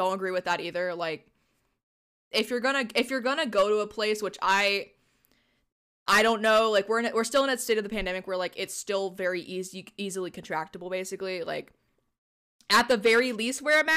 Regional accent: Texas, United States; being a Texan

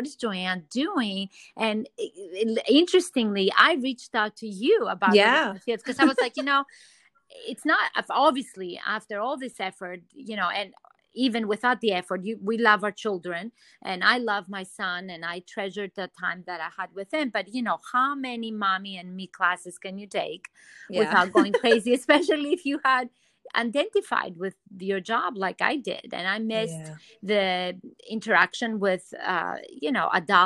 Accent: Athens, Attica, Greece; moved away; also born or lived in New York City; I'm originally from Athens, Greece, and seeing the sun is huge for me, you know, growing up in such a sunny environment.

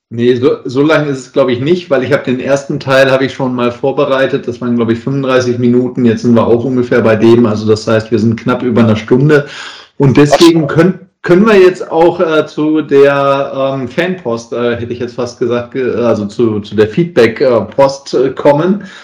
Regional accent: Essen, North Rhine-Westphalia, Germany; now in Southern Germany; in meiner alten Heimatstadt äh, mal gegeben hat, ähm, also in Essen

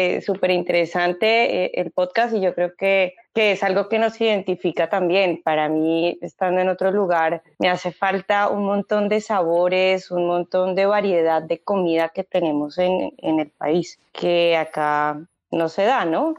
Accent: Colombia; now in Uruguay; uno como colombiano

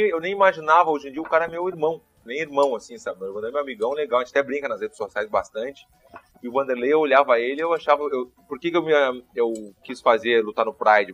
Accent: Porto Alegre, Rio Grande do Sul, Brazil; eu tava em Petrópolis

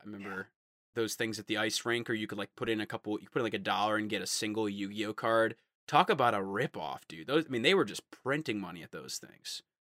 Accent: United States; I'm American

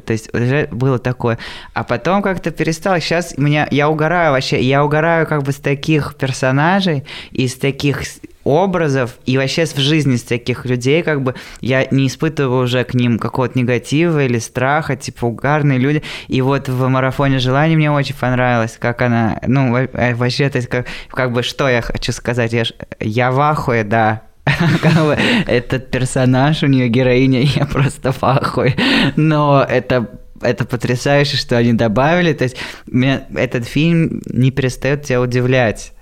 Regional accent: Voronezh, Voronezh Oblast, Russia; я из Воронежа

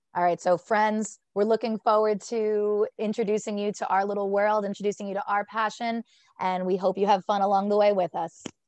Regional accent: Fairfield, New Jersey, United States; I am from Fairfield, New Jersey. I went to West Essex High School

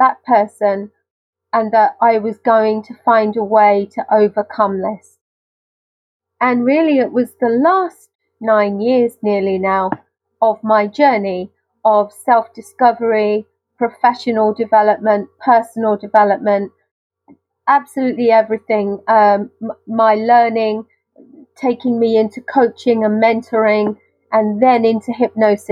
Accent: United Kingdom; accent: very British; my very British accent

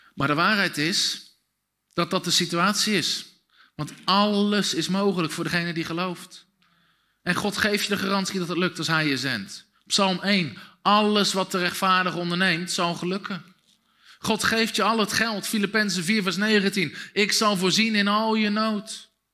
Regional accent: Dussen, North Brabant, Netherlands; Ik ben opgegroeid in Dussen, een dorpje met 2000 mensen

